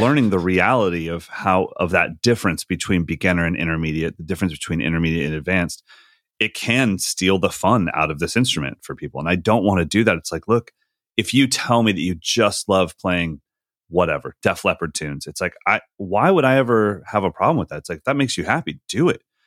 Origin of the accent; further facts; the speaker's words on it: Sacramento, California, United States; a night in Sacramento, just in my hometown